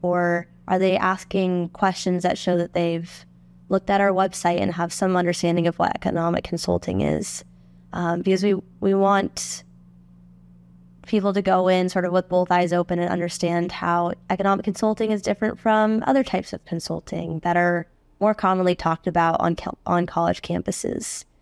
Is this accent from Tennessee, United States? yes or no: no; Phoenix, Arizona, United States; moved away as an adult; also born or lived in Washington, D.C.; I grew up in Phoenix, Arizona.